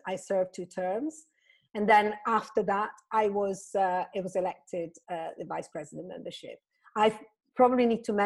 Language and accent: English; Italy; moved away as an adult; also born or lived in Florence; now in Nottingham, United Kingdom; I was born in Italy. I studied architecture in Florence